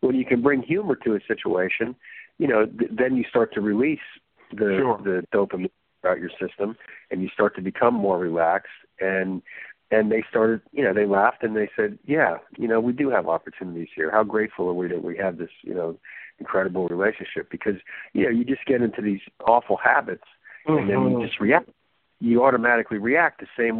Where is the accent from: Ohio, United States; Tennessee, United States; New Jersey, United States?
New Jersey, United States; I grew up in New Jersey